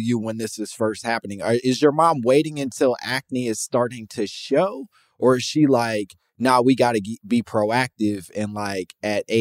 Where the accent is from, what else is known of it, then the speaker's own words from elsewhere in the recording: Chicago, Illinois, United States; I grew up in Chicago